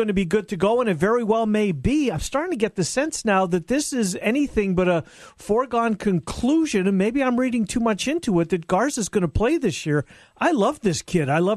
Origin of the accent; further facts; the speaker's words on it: Canada; I'm a Canadian